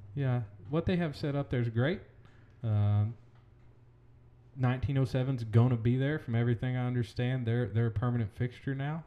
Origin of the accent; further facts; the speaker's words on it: Collinsville, Oklahoma, United States; I am from Collinsville, Oklahoma, born and raised